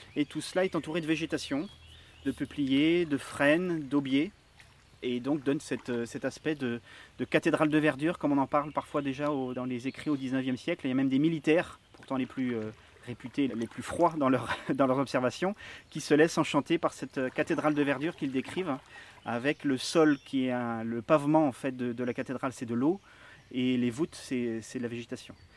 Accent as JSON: {"language": "French", "country": "France", "tie": "born or raised there", "said": "je suis né dans le Marais. Je suis originaire du Marais, toute ma famille est là depuis"}